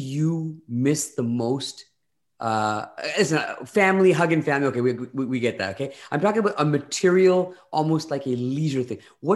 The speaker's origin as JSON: {"language": "English", "region": "Ontario", "country": "Canada", "tie": "born or raised there", "said": "I grew up in Ontario."}